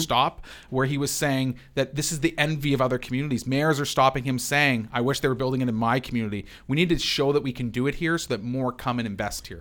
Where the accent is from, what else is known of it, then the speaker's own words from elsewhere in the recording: London, Ontario, Canada; as a Londoner